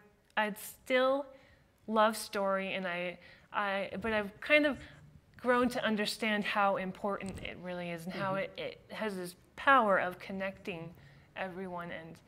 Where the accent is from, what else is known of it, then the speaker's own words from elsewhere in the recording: Utah, United States; also born or lived in California / Switzerland; now in Florida, United States; And then we moved to Switzerland for a few years, and then here in Utah.